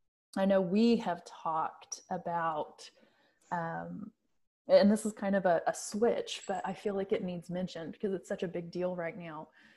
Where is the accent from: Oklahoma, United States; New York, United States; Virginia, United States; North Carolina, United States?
Oklahoma, United States; Bartlesville; And I'm from the Bartlesville area.